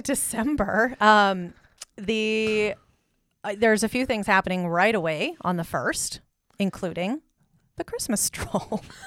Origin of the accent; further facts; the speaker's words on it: Kansas City, United States; now in Great Falls, United States; growing up in Kansas City